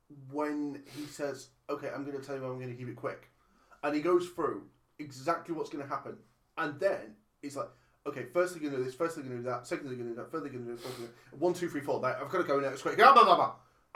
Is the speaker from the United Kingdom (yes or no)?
yes; England, United Kingdom; I'm English.